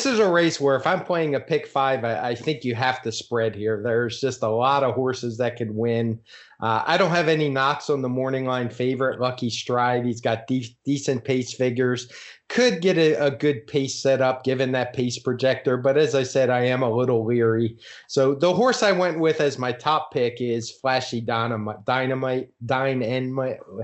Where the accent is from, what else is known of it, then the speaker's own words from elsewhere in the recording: Baltimore, Maryland, United States; I'm from there. I grew up in Baltimore, Maryland